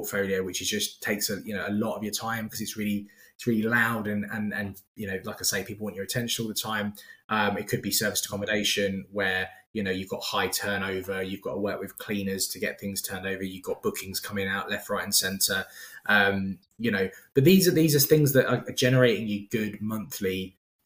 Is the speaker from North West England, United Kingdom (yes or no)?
no; London, United Kingdom; as a Londoner